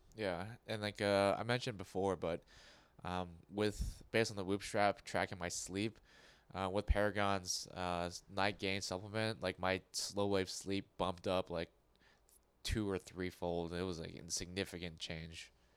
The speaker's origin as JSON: {"language": "English", "country": "United States", "tie": "born or raised there", "said": "I was born in America. I don't speak with an accent."}